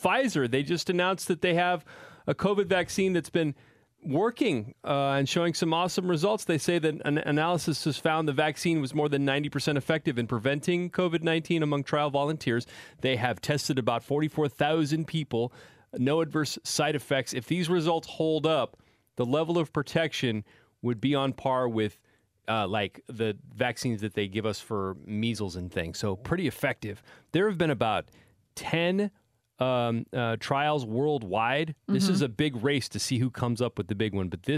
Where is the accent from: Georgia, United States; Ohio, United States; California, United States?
California, United States; Salinas; now in Bay Area, United States; Salinas, my hometown